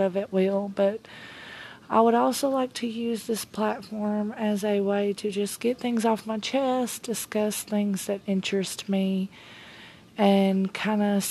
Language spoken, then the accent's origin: English; Tennessee, United States; I am a 34-year-old mom from Tennessee. I was born and raised in the South